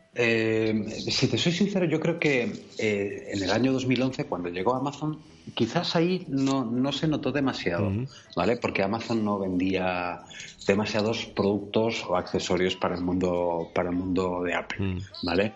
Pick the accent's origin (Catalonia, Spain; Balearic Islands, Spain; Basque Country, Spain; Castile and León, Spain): Catalonia, Spain; Barcelona; now in Girona, Spain; Nací en Barcelona